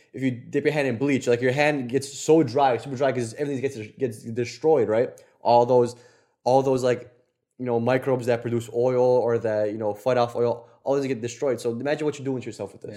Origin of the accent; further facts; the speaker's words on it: Poland; moved away; our Polish asses